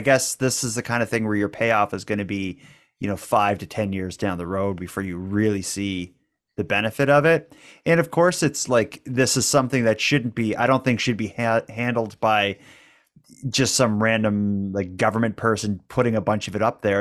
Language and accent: English; Cape Breton, Nova Scotia, Canada; accent: Cape Breton; we're from Cape Breton. We're from a place that has, uh, it's known for having a bit of an accent